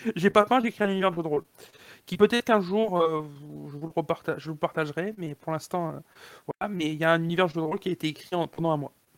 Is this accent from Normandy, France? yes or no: no; Montpellier, Occitania, France; moved away; je suis originaire de Montpellier au départ